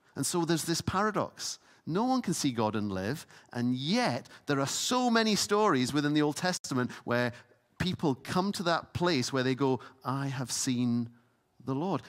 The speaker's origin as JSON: {"language": "English", "area": "Isle of Lewis", "region": "Scotland", "country": "United Kingdom", "tie": "born or raised there", "said": "I grew up on the Isle of Lewis."}